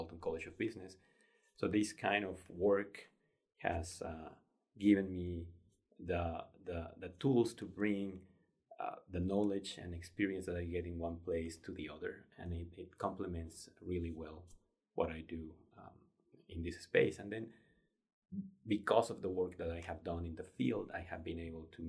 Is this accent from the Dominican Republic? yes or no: no; Mexico; moved away as an adult; also born or lived in Denver, United States; now in Arkansas, United States; I grew up in Mexico. I came to the U.S. back in 1996 to pursue my graduate studies